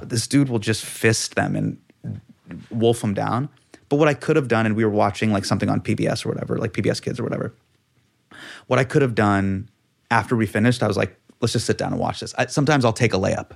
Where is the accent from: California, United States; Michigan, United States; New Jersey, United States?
California, United States; Davis; moved away as an adult; also born or lived in New York; as a kid growing up in Davis